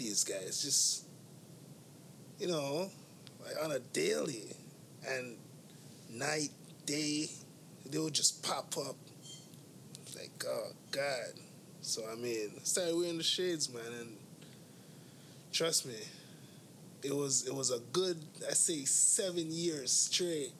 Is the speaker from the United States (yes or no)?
no; Toronto, Ontario, Canada; I grew up on Western Road in Eglinton area